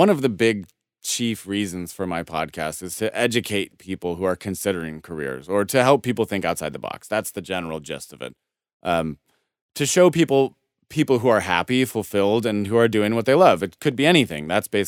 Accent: Denver, Colorado, United States; I'm from Denver, Colorado

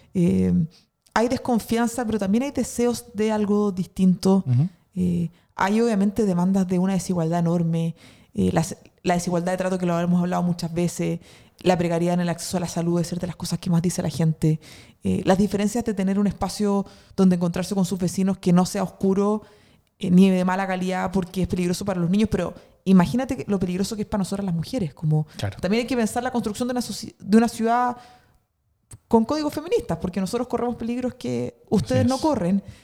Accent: northern Chile, Chile; now in Santiago, Chile; vengo del norte de Chile

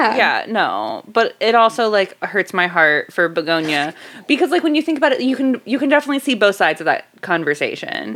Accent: Dunedin, Florida, United States; I was born in Dunedin.

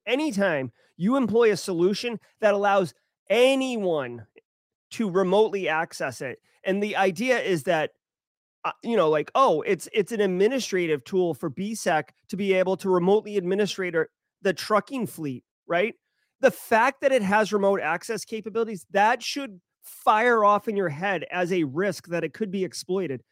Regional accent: Boston, Massachusetts, United States; I am from Boston, uh, so, like, I have Massachusetts upbringings

